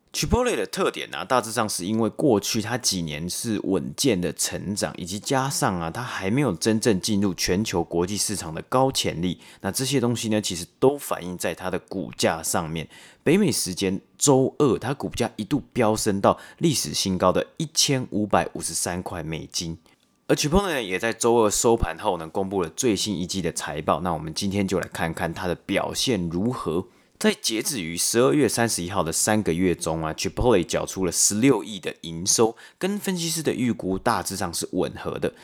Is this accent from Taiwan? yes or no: yes; Taipei, Taiwan; moved away; 我自己从小也是在北投长大